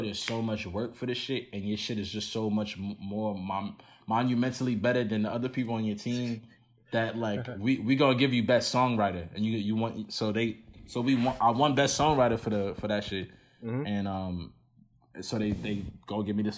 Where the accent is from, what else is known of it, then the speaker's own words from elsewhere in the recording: United States; I kind of am like too Nigerian to be American, but too American to be Nigerian. You know what I mean? Like, like I was born here